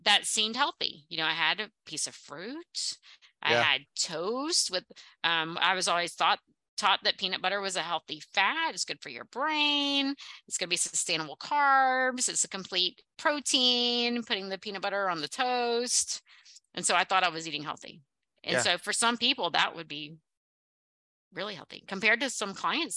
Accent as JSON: {"language": "English", "region": "the South", "country": "United States", "accent": "Southern", "said": "I'm bringing out my Southern accent."}